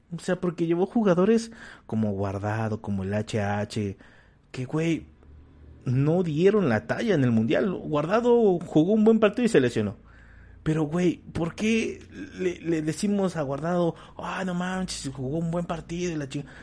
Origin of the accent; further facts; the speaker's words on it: Mexico; como mexicanos hambriados, este, que somos